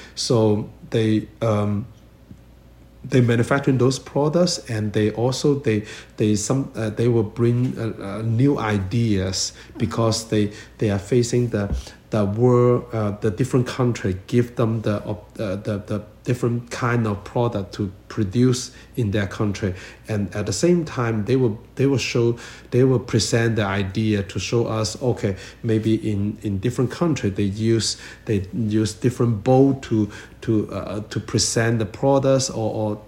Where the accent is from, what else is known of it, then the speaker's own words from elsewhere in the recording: China; moved away as an adult; now in Toronto, Canada; I come from China